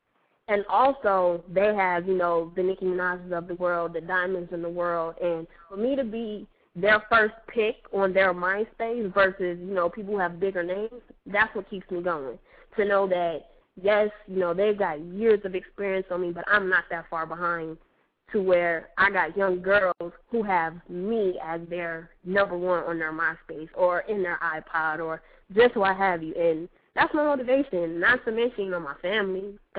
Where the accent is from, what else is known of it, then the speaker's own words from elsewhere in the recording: Las Vegas, Nevada, United States; also born or lived in Detroit / New York; Like, originally, I'm from Detroit. I grew up, for the most part, in Las Vegas, and, you know, I lived in New York.